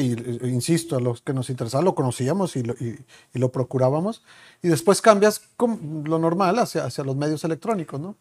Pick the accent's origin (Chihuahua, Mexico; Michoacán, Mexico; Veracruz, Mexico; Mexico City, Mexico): Chihuahua, Mexico; moved away; somos de Chihuahua los dos